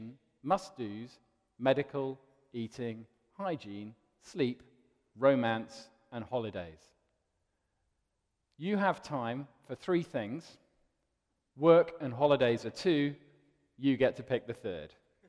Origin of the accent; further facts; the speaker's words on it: London, United Kingdom; also born or lived in Cardiff; I was born in Cardiff, and the week that I was born, we moved to London, so I now consider myself a bit of a Londoner, really.